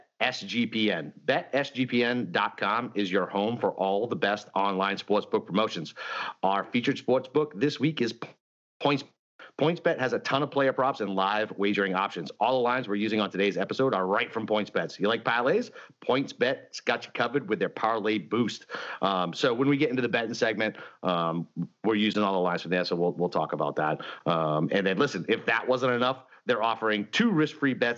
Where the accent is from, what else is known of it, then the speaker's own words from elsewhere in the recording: New England, United States; moved away; where I grew up in New England